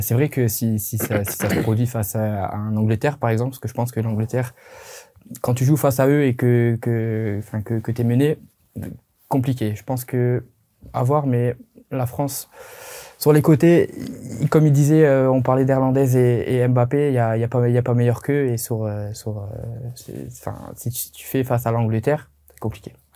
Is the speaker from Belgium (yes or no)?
yes; Belgium; en tant que Belge